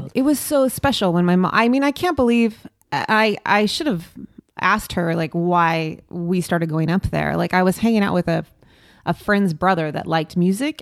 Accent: Long Beach, California, United States; moved away as an adult; now in Los Angeles, United States; I grew up in Long Beach and I lived in Long Beach and I came to LA for work

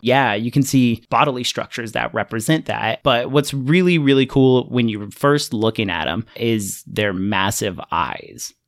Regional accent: Fresno, California, United States; I grew up in Central California

